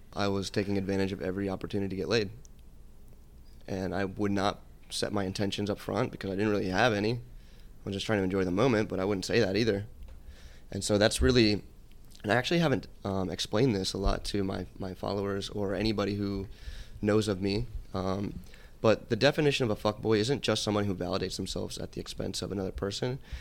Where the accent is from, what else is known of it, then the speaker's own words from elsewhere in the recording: Atlanta, Georgia, United States; moved away as an adult; also born or lived in Connecticut; now in Los Angeles, United States; I grew up in Atlanta. I c, actually moved there when I was ten years old